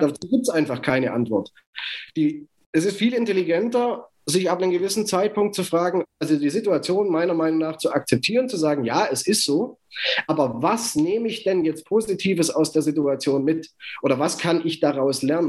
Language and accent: German; Germany; ich bin deutsch, ich bin in Deutschland geboren, ich bin in Deutschland aufgewachsen